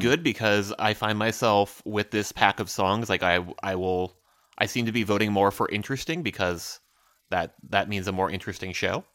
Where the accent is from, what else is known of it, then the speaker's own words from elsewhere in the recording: Midwest, United States; as a Midwesterner